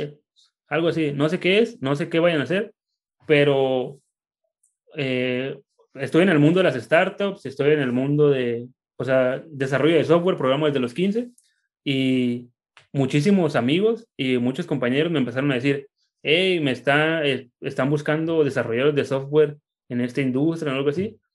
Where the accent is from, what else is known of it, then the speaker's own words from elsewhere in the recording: Tijuana, Baja California, Mexico; yo soy de Tijuana y aquí nací